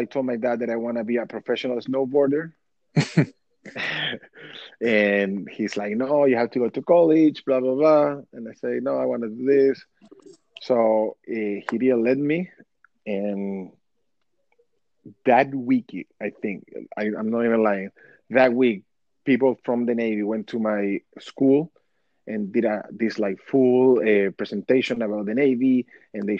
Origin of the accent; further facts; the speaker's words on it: Chile; moved away as an adult; now in United States; I grew up in Chile.